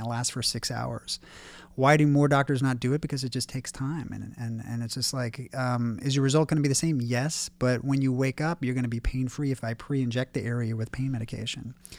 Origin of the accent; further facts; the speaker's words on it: Warrenton, Virginia, United States; now in Beverly Hills, United States; growing up in Warrenton, Virginia, which is a really small town in Virginia